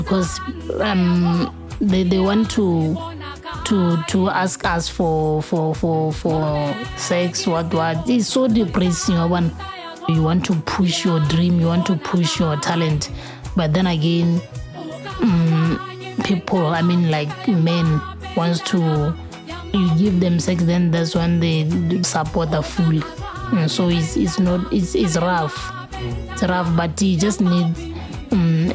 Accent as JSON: {"language": "English", "town": "Serowe", "region": "Central District", "country": "Botswana", "moved": "yes", "lives_now": "Gaborone, Botswana", "said": "I'm from Serowe, but I live in Gaborone"}